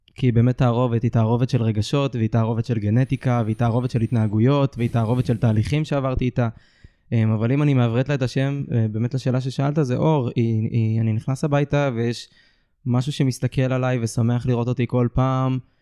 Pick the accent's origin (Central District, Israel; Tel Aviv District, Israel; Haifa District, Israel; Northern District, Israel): Tel Aviv District, Israel; Ramat HaSharon; גדלתי ברמת השרון